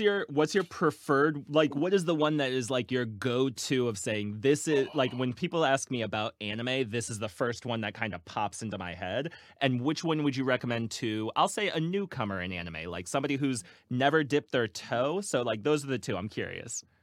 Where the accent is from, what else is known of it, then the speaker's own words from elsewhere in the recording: Virginia Beach, Virginia, United States; now in Cincinnati, United States; I'm originally from Virginia Beach